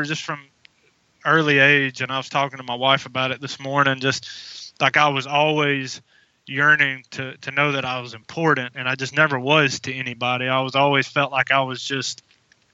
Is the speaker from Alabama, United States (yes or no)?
yes; Alabama, United States; I am from Sweet Home, Alabama.